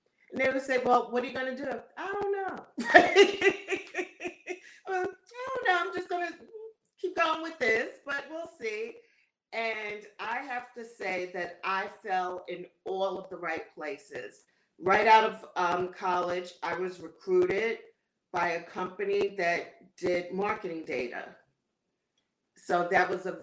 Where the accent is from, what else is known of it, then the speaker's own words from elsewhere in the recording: New York, United States; I am from New York, where the land of where people don't have accents